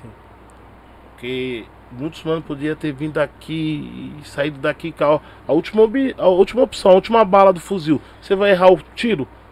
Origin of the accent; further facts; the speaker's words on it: São Paulo, Brazil; eu nasci no Capão. Minha família é toda mineira, tá ligado? Pai, Sim. mãe meus alguns tio também. Meus tio na verdade estão tudo mineiro. Mas eu sou de uma rapaziada que nasceu aqui em São Paulo